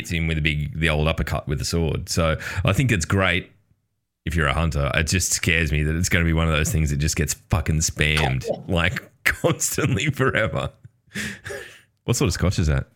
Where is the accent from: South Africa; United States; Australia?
Australia; I'm Australian